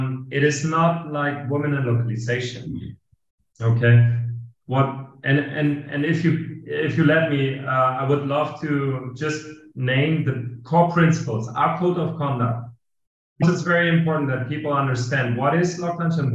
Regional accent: Hamburg, Germany; English is a second language; moved away as an adult; also born or lived in Madrid, Spain; now in Lisbon, Portugal; I didn't knew anybody in Hamburg, my hometown, from the industry

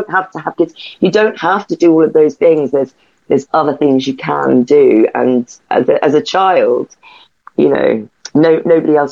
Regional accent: Stevenage, East of England, United Kingdom; my hometown in Stevenage

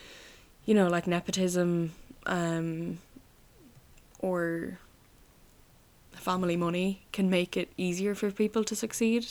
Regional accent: Roscommon, Connacht, Ireland; where are you from? And I'd say Roscommon

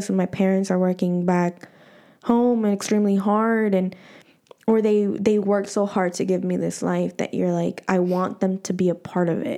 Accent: Los Angeles, California, United States; moved away as an adult; also born or lived in El Salvador; I'm an LA girl

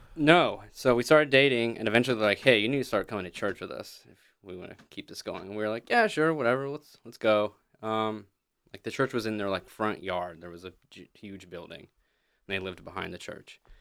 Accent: Pigeon Forge, Tennessee, United States; moved away as an adult; also born or lived in Texarkana; I'm from Pigeon Forge, Gatlinburg

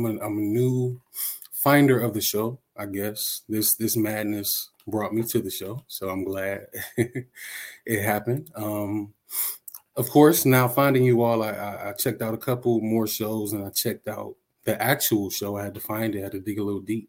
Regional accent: Detroit, Michigan, United States; I'm from Detroit, Michigan

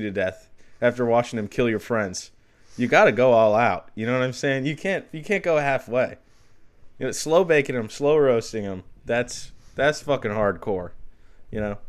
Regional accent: Northern Michigan, United States; I'm from Northern Michigan

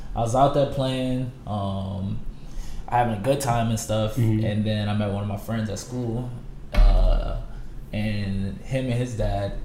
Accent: New Orleans, Louisiana, United States; also born or lived in Portsmouth, Virginia; Moved back here, and so ever since then I've been here, and so I claim New Orleans as my home

